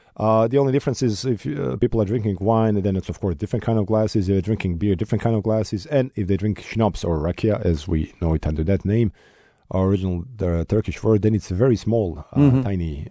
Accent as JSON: {"language": "English", "town": "Sarajevo", "region": "Federation of Bosnia and Herzegovina", "country": "Bosnia & Herzegovina", "tie": "born or raised there", "said": "Sarajevo, my hometown"}